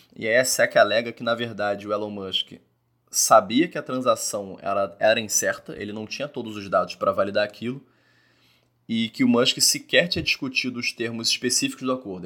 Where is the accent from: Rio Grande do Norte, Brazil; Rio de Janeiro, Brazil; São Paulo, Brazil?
Rio de Janeiro, Brazil; eu sou carioca